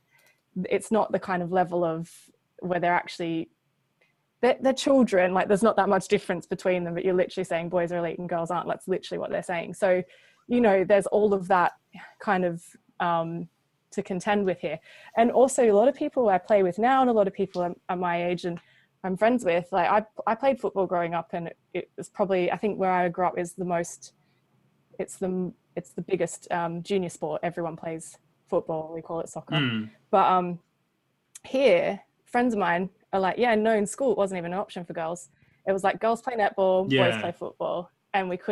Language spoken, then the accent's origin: English; Australia; I'm Australian